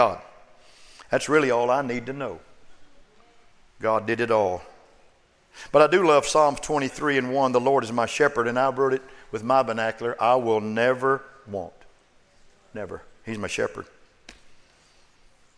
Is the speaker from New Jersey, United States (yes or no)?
no; Oklahoma, United States; now in Austin, United States; I'm a pastor. And I was born in Oklahoma